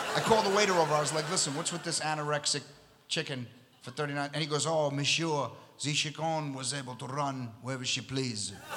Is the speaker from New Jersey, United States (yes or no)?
no; New York City, New York, United States; also born or lived in Long Island, New York; I'm from Astoria, Queens. That's where I was born and raised